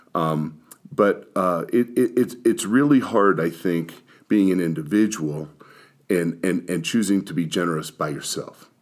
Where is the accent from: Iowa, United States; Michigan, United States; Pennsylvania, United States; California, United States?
Pennsylvania, United States; Pittsburgh; I was born in Pittsburgh